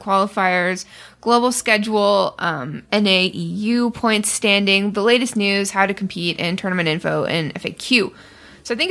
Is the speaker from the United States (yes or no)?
no; Canada; I'm Canadian